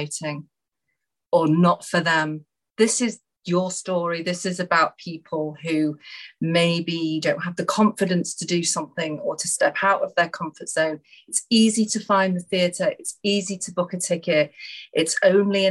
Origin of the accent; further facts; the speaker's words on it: Marple, North West England, United Kingdom; Marple Memories, which is the village that I lived